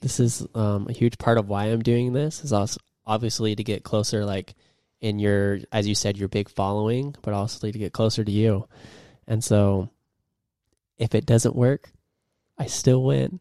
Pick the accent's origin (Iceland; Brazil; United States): United States; Idaho; moved away as an adult; now in Germany; I'm from Idaho. Super proud to be from there.